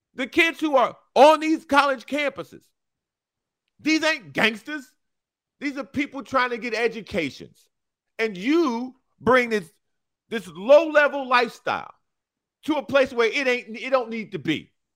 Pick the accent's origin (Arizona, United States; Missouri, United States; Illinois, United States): Illinois, United States; Chicago; moved away; I'm from Chicago